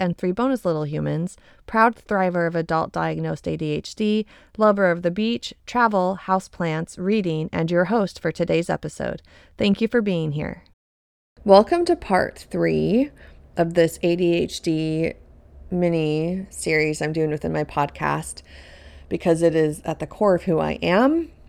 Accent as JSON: {"language": "English", "region": "Colorado", "country": "United States", "tie": "born or raised there", "said": "I grew up in Colorado, in a home with eight people total. There's six kids. I was number four."}